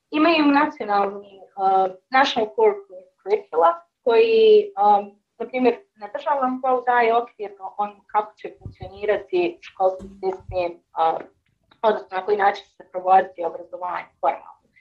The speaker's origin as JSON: {"language": "Croatian", "town": "Sarajevo", "region": "Federation of Bosnia and Herzegovina", "country": "Bosnia & Herzegovina", "tie": "born or raised there", "said": "u Sarajevu i da se kako većina mog aktivističkog"}